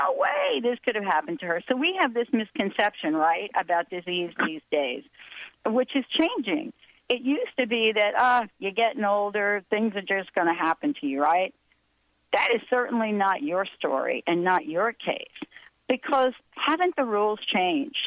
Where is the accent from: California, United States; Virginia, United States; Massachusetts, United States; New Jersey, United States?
New Jersey, United States; also born or lived in New York; I was born in New York, grew up in New Jersey.